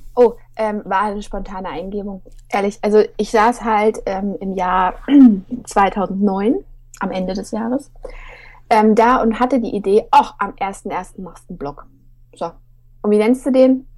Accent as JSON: {"language": "German", "region": "Hesse", "country": "Germany", "said": "Ich komme auch aus Hessen"}